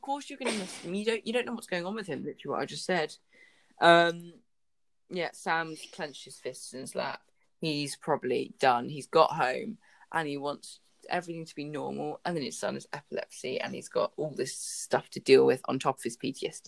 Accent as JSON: {"language": "English", "country": "United Kingdom", "said": "I'm a British citizen"}